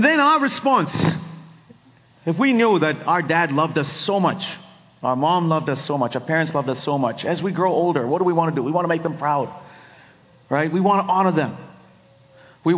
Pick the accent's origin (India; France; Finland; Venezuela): India; now in Silicon Valley, United States; I grew up in India